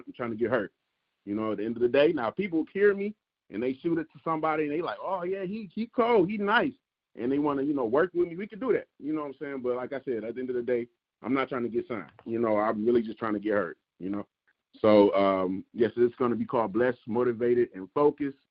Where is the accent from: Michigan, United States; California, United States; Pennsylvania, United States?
Michigan, United States; Detroit; growing up in Detroit